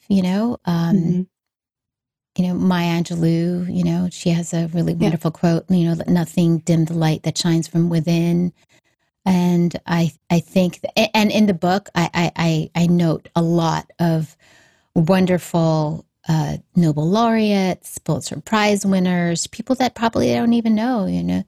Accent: Hawaii, United States; also born or lived in Australia; I grew up in Hawaii, but at that time, I think I was in Australia. We were in Australia for a couple of years

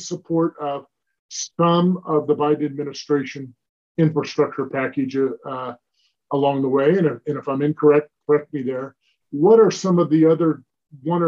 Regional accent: Central Pennsylvania, United States; I was born and raised in Pennsylvania, and in fact, Central Pennsylvania

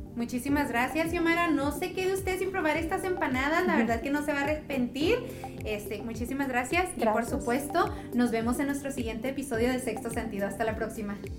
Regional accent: Mexico; nosotros no somos colombianos, somos mexicanos.

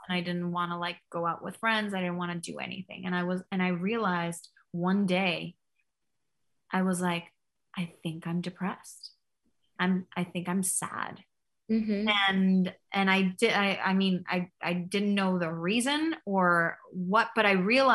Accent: Mexico; I grew up in Mexico

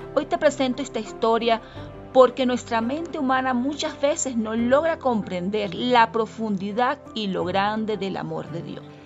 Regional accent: Venezuela; moved away as an adult; now in Quito, Ecuador; soy venezolana, actualmente vivo en Quito, Ecuador, desde ya hace seis años

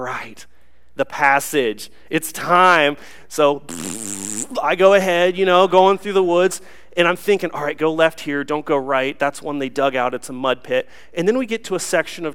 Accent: Newark, Ohio, United States; growing up, I'm kind of a hillbilly. I'm from Newark, Ohio. I went to Utica High School down in Licking County.

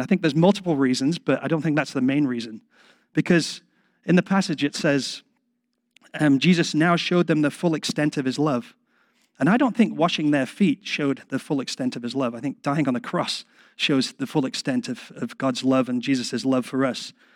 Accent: England, United Kingdom; I'm English

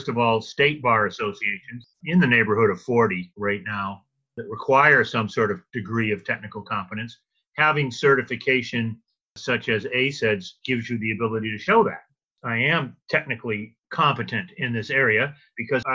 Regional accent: Louisiana, United States; my home state of Louisiana

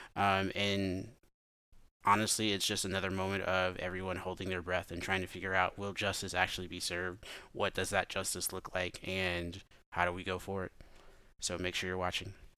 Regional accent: Memphis, Tennessee, United States

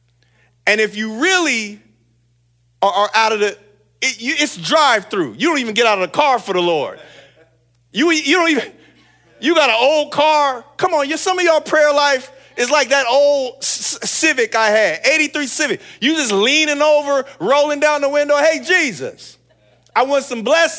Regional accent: San Bernardino, California, United States; I grew up in San Bernardino

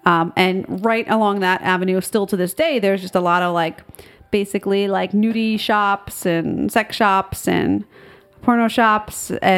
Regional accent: United States; I grew up just outside of New York City.

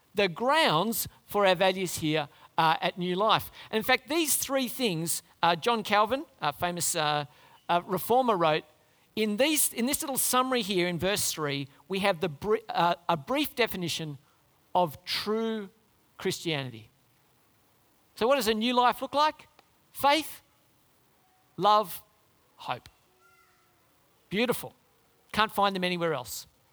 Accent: Canberra, Australian Capital Territory, Australia; moved away; I grew up in Canberra

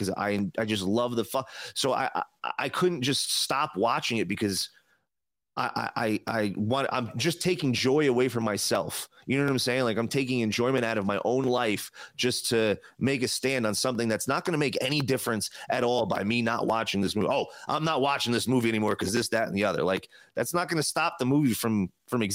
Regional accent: New Jersey, United States; now in Las Vegas, United States; I'm in Vegas now, but I'm from New Jersey.

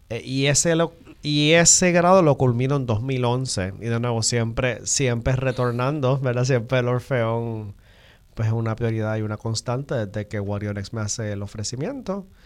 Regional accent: Río Piedras, Puerto Rico; Yo soy de acá, de Río Piedra, ¿verdad? El área metropolitana.

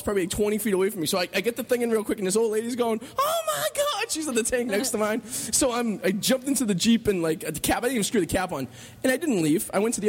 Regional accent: Revere, Massachusetts, United States; I bet I'm the only guy from Revere that's ever been in the Four Corners.

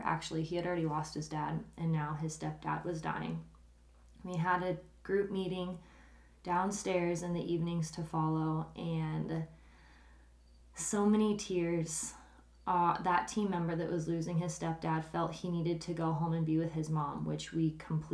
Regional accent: Nebraska, United States; moved away as an adult; we went back to my hometown of Nebraska

